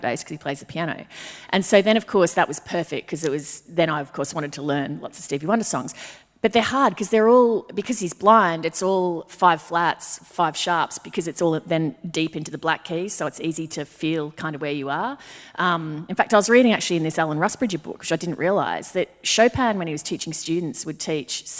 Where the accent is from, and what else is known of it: Brisbane, Queensland, Australia; born or raised there